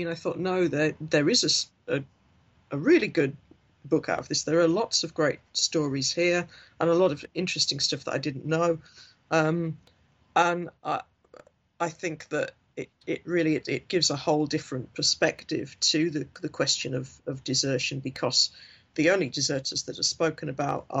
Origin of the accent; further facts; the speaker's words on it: Hartlepool, North East England, United Kingdom; now in Leeds, United Kingdom; I am from Hartlepool